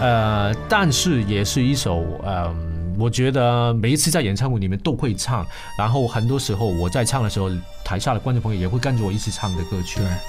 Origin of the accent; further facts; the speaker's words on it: Hong Kong; 我是一个香港人